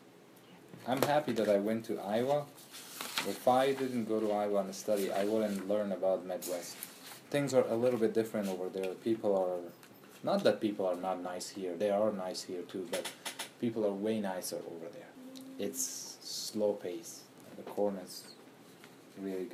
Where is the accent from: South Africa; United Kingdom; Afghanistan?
Afghanistan; English is a second language; moved away as an adult; I'm from Afghanistan